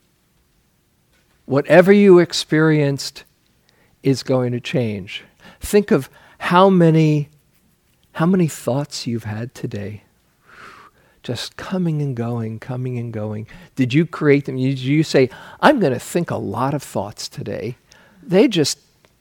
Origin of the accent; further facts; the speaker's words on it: New York City, New York, United States; I grew up in New York City, and people there often live in superlatives